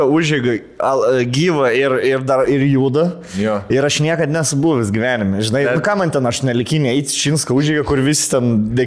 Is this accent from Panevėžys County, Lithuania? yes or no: yes; Panevėžys, Panevėžys County, Lithuania; mes iš Panevežį